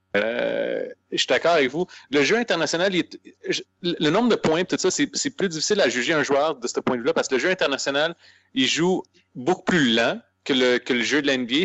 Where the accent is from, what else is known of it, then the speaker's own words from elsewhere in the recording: Aylmer, Quebec, Canada; on vient d'Elmer